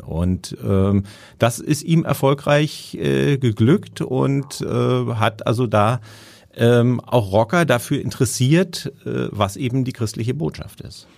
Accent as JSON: {"language": "German", "region": "Berlin", "country": "Germany", "tie": "born or raised there", "moved": "yes", "lives_now": "Hamburg, Germany", "said": "ich bin äh, in Berlin aufgewachsen"}